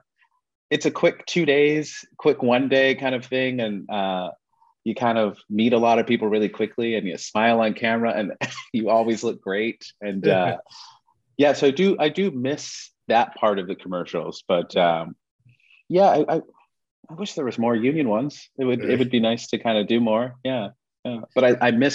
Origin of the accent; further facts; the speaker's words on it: Toronto, Ontario, Canada; moved away as an adult; now in Vancouver, Canada; I grew up in Toronto